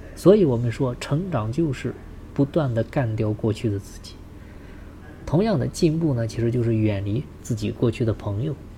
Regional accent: China; 我们中国人做生意的

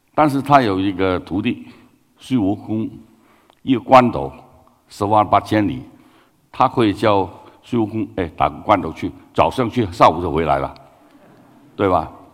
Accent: Guangdong, China; Chinese is a second language; moved away; 我是广东人啊。呃，普通话好普通

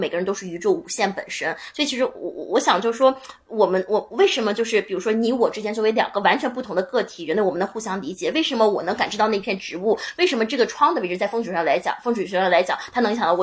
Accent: China; 我是一个来自中国的女孩儿

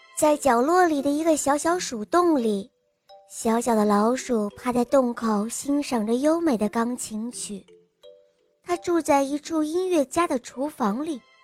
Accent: Nanjing, Jiangsu, China; 我今年四岁了，我来自南京

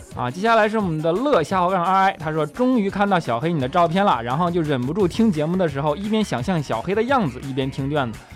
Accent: northern China, China; now in Shanghai, China; 我是一个北方人啊，即便来了上海这么多年了

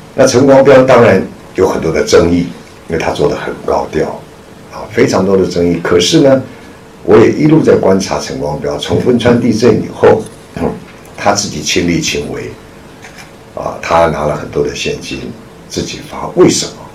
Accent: Taiwan; moved away as an adult; now in Shanghai, China; 我是在上海出生的，在解放前上海出生的。然后解放前呢，就随着父母亲到台湾去。那那个时候我只有一岁，所以对上海完全没有印象。那么， 就一直在上，在台湾，啊，生长、受教育，一直到一九八七年

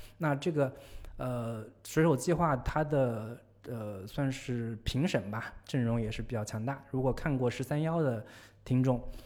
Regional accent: China; 我们中国人

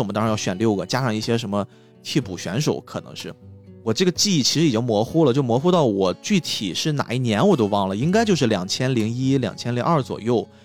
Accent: Qingdao, Shandong, China; 我们青岛这边儿很奇怪，我们是先每一个区，就是青岛当时是有四个区嘛，青岛是一个小城市啦

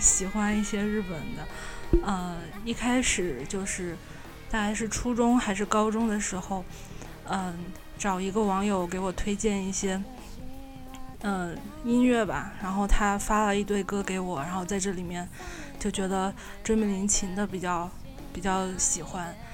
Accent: Wuhan, Hubei, China; 我来自武汉

